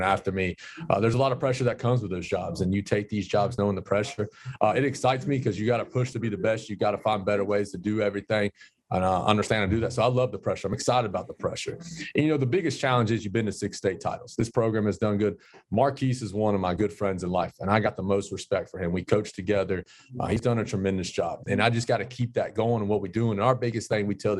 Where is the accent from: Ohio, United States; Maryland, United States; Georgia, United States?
Georgia, United States; Warner Robins; growing up, my dad always used to take me to all the Warner Robins football games